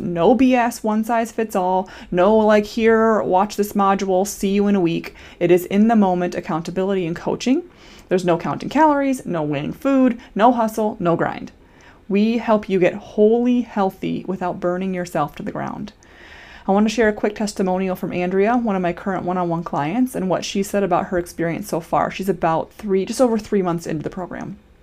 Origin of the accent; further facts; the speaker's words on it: Iowa, United States; now in Minnesota, United States; I'm a Minnesotan currently, born and raised in Iowa